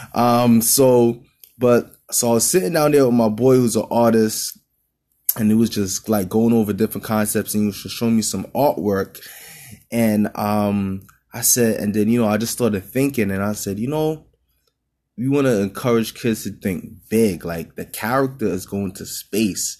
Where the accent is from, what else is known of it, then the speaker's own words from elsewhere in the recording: New York City, New York, United States; in Brooklyn, in my hometown.